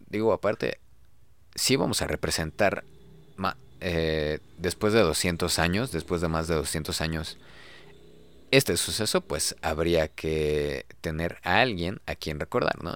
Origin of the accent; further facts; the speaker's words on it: Mexico; nos formó como mexicanos, pero como mexicanos chidos